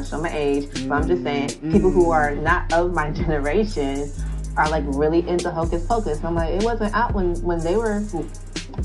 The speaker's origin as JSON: {"language": "English", "region": "Pennsylvania", "country": "United States", "tie": "born or raised there", "said": "I grew up in Pennsylvania."}